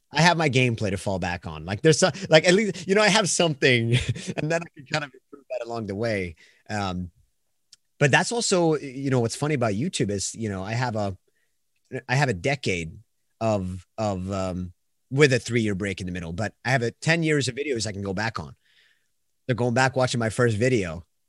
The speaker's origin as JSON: {"language": "English", "country": "Sweden", "accent": "Swedish", "second_language": "English", "said": "I'm from Sweden, so once again, it's gonna sound where I'm gonna be like the foreigner that can't say words."}